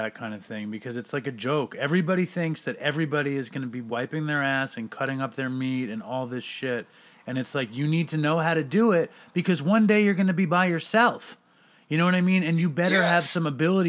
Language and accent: English; New York City, New York, United States; I grew up in New York City